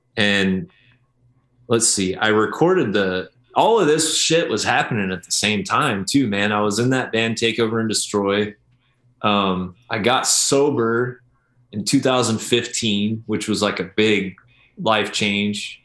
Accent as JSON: {"language": "English", "region": "Oklahoma", "country": "United States", "tie": "born or raised there", "said": "I grew up in Oklahoma, listening to country at parties"}